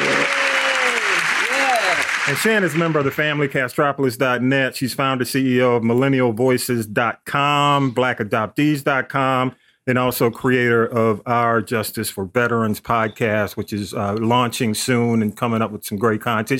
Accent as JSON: {"language": "English", "town": "Atlanta", "region": "Georgia", "country": "United States", "tie": "born or raised there", "said": "I, am a Grady baby, so I grew up in Atlanta"}